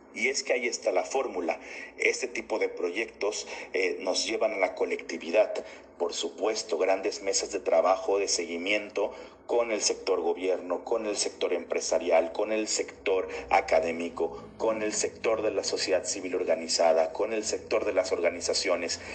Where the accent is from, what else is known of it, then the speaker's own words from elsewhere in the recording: Tabasco, Mexico; me apasiona ser tabasqueño